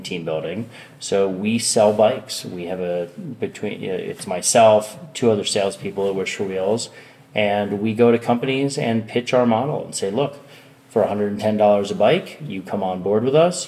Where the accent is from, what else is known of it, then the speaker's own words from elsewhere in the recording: Westchester County, New York, United States; I grew up in Westchester County, New York